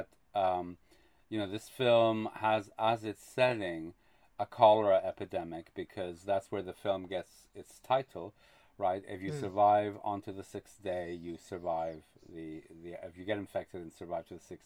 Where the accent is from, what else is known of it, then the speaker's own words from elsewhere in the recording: Quebec, Canada; I grew up in Quebec and we watched French television.